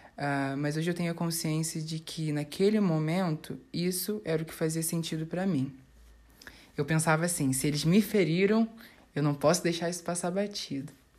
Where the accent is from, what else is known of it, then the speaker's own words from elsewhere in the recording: Rio de Janeiro, Brazil; eu tenho 23 anos e sou daqui do Rio de Janeiro.